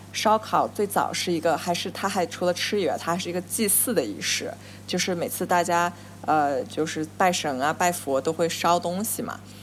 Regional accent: Nanjing, Jiangsu, China; moved away as an adult; now in New York, United States; 我小时候嗯。在南京

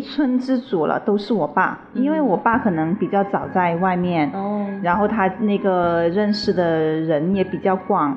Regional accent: Shenzhen, Guangdong, China; also born or lived in Heyuan, Guangdong (birthplace, hometown); 我就开始下深圳了

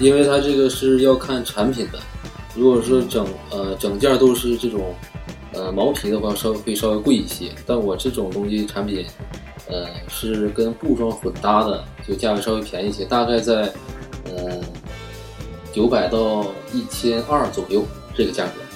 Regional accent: Heilongjiang, China; now in Haining, China; 我老家是黑龙江的

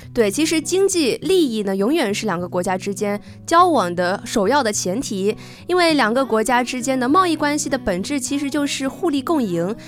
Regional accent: China; 我们中国人

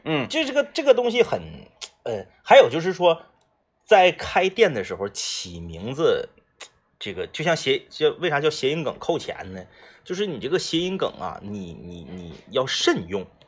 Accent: Jilin, China; 你像那我老家那王八石

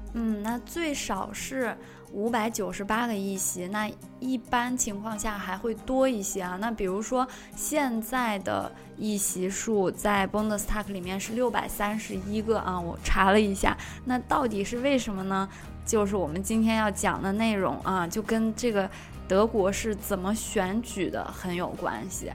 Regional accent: China; 我们中国人数学这么好

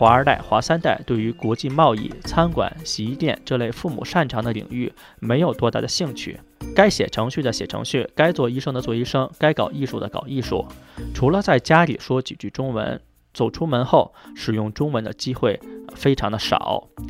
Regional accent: China; now in Australia; 我们华人一代的移民一般都会回答我们是中国人

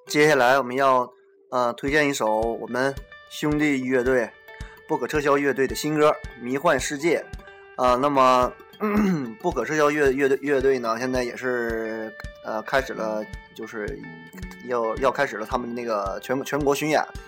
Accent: Hulunbuir, Inner Mongolia, China; 我们家乡的骄傲，内蒙的骄傲，呼，呼伦贝尔的骄傲

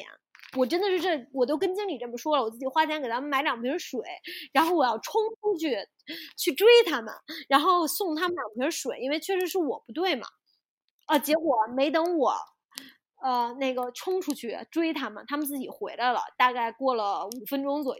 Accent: China; moved away as an adult; also born or lived in Cairns, Australia; now in Australia; 我自己就是中国人，我的家人都是中国人，我的很多朋友都在中国

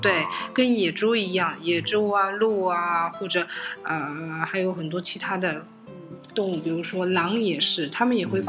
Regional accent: Germany; moved away; 我们在德国就是我在那边生活长大的地方

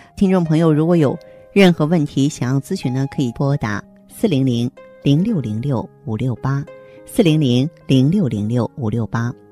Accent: China; 我们中国人有着非常深厚的补肾情节

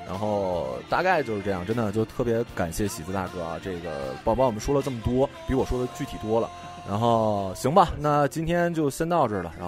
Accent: Northeast China, China; 而且我们东北人，你就算不用他车，你就对对，你就问问

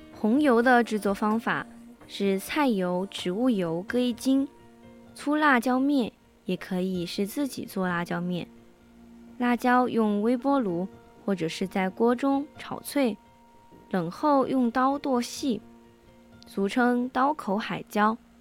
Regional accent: Sichuan, China; 我是四川人

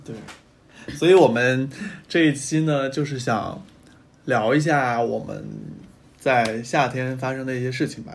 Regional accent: Hubei, China; moved away as an adult; also born or lived in Chengdu; now in Beijing, China; 我们湖北那边儿是 湖北是个千湖之省嘛

